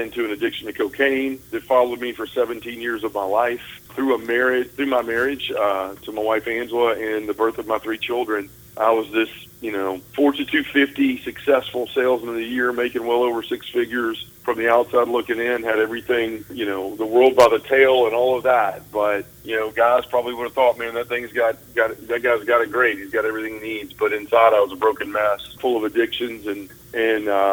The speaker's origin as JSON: {"language": "English", "town": "Memphis", "region": "Tennessee", "country": "United States", "tie": "born or raised there", "also_born_or_lived": "Bruce, Mississippi", "said": "I was born and raised here in Memphis, Tennessee, and still live here to this day"}